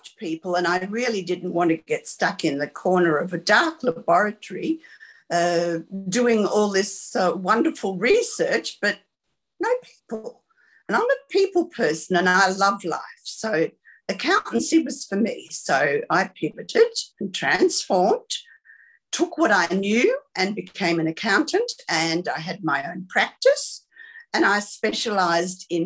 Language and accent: English; Sydney, New South Wales, Australia; I was born in Sydney, the daughter of two perfectionists